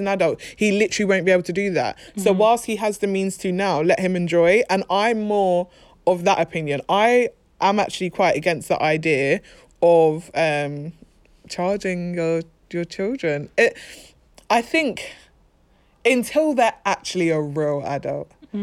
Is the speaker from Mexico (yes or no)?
no; London, United Kingdom; We are just from South London?